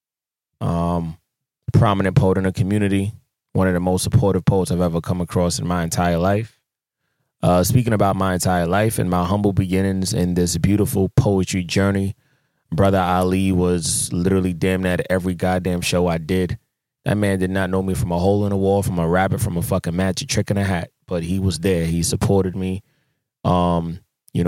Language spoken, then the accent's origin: English; Jamaica; I'm a Jamaican.